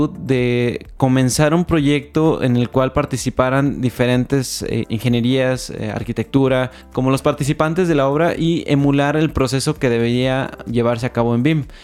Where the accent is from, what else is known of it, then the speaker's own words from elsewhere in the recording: Mexico; Actualmente no solo somos mexicanos